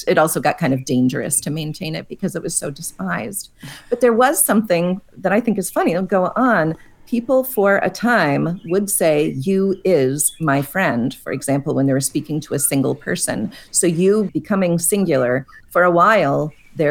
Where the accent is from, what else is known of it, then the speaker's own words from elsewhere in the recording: Pittsburgh, Pennsylvania, United States; I grew up in Pittsburgh. We would say yins.